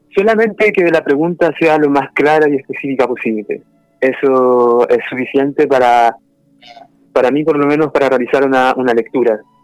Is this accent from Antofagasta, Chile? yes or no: no; Los Andes, Valparaíso, Chile; Yo nací en Los Andes, que también pertenece a la quinta región de Chile. Eh, allá me crié y pasé gran parte de, mi vida, hasta que me fui a estudiar también a Valparaíso